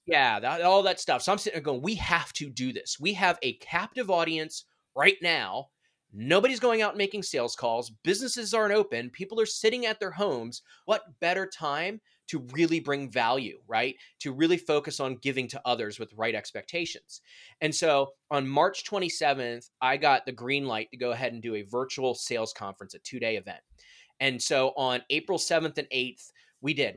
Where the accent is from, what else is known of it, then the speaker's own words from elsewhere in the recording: D.C., Maryland, United States; moved away as an adult; also born or lived in Indiana; I'm originally from Maryland, outside Washington, D C, so my entire family was there